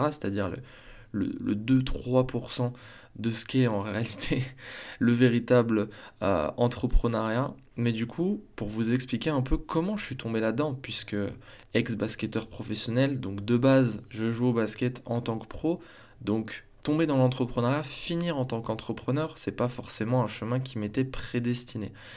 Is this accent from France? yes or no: yes; Besançon, Bourgogne-Franche-Comté, France; also born or lived in Strasbourg; je retourne chez moi à Besançon